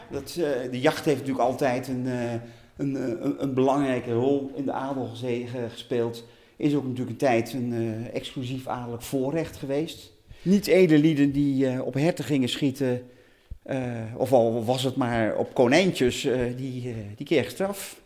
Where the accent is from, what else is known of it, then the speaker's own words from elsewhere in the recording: Utrecht, Netherlands; Ik ben Utrechter van geboorte, geboorte. Ik heb dus eh, eh, mijn hele leven in Utrecht gewoond op een halfjaartje Duitsland